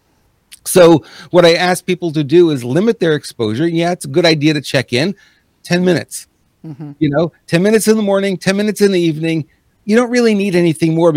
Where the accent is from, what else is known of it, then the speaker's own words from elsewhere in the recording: New York, United States; first language English; moved away; also born or lived in Montreal; I'm an English-speaking guy, born in New York.